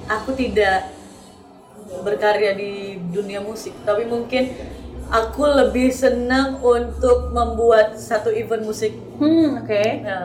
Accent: Batam, Riau Islands, Indonesia; Ya, aku tuh seneng banget ya, karena memang aku berasal dari Batam.

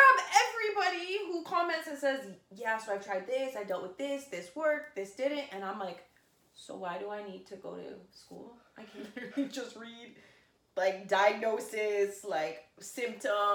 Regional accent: Brampton, Ontario, Canada; born and raised in Brampton

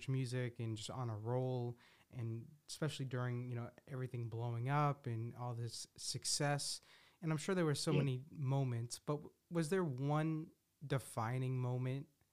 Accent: Boston, Massachusetts, United States; I'm from Boston

